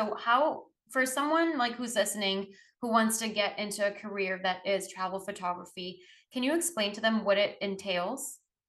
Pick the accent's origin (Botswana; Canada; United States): Botswana; I'm from Botswana. That's where I grew up.